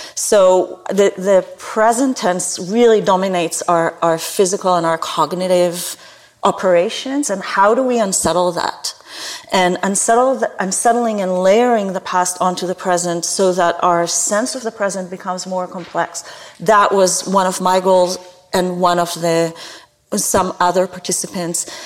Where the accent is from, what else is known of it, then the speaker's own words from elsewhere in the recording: Israel; moved away as an adult; now in Canada; I grew up in Israel where there are four different climates in a tiny little country